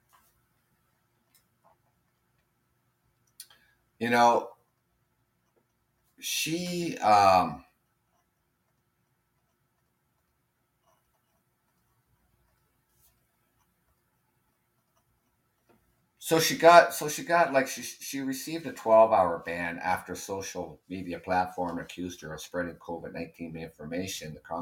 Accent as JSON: {"language": "English", "country": "Canada", "said": "living here in Canada, being Canadian"}